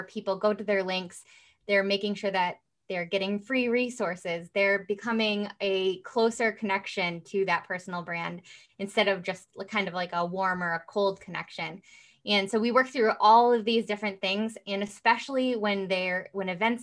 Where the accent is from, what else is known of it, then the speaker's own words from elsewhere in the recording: Midwest, United States; also born or lived in Rockford, Illinois; I am from the Midwest